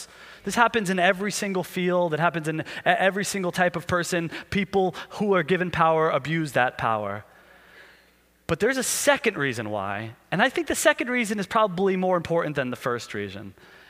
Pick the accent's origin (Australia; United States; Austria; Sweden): United States; as an American